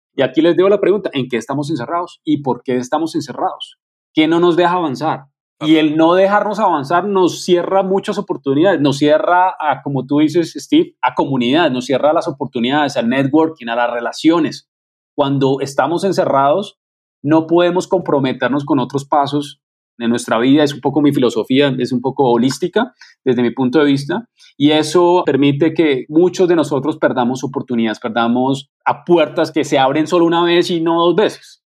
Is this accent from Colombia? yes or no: yes; Colombia; me siento muy orgulloso como colombiano